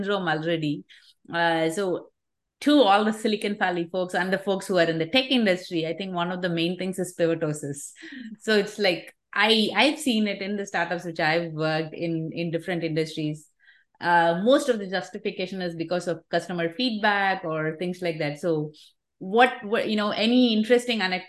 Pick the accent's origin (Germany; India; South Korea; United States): India; I grew up with that in India